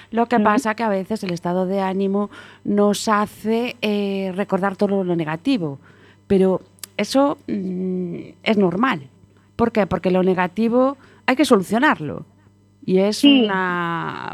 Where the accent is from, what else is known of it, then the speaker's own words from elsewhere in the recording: Galicia, Spain; como buena gallega